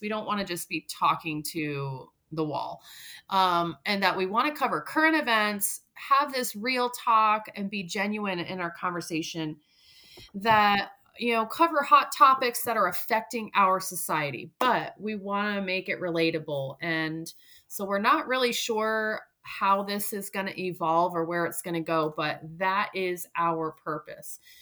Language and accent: English; Vermont, United States; moved away; my home state of Vermont